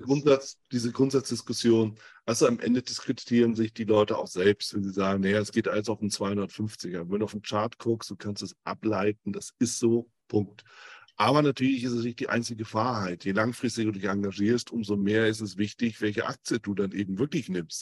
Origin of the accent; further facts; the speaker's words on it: Germany; ich bin aus Deutschland